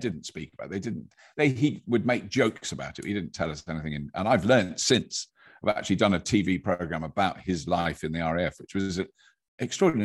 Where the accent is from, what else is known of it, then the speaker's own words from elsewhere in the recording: United Kingdom; as British people are generally, have got an ear for an accent just because of the way, where, where we've grown up